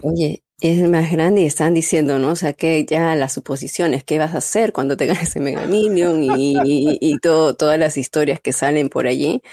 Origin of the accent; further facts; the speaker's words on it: Peru; moved away; Yo tengo que poner mi marca peruana, estamos en el mes patrio